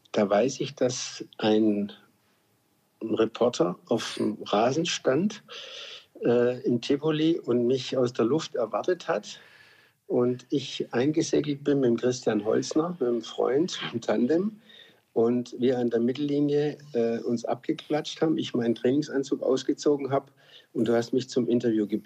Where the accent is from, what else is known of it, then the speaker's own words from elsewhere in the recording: Stuttgart, Baden-Württemberg, Germany; ja ich bin ja in Stuttgart geboren, äh, wohne zehn Minuten weg vom Stadion, von der Mercedes-Benz Arena.